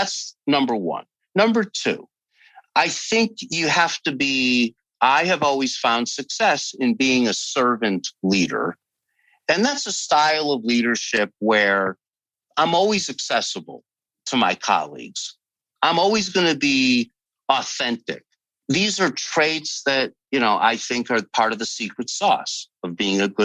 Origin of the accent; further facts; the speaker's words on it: Northeast, United States; also born or lived in Chicago / California; I'm from the Northeast